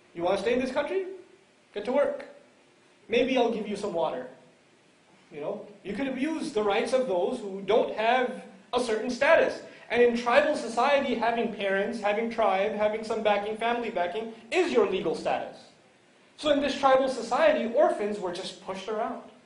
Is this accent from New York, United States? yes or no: yes; New York City, New York, United States; moved away; I come from New York City originally